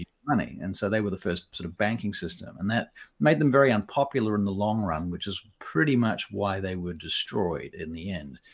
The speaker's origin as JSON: {"language": "English", "country": "Papua New Guinea", "tie": "born or raised there", "moved": "yes", "said": "I was born in Papua New Guinea, and I was raised largely over there"}